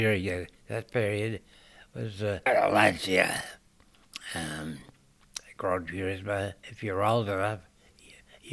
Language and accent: English; Melbourne, Victoria, Australia; moved away as an adult; now in South Australia, Australia; I was born in Melbourne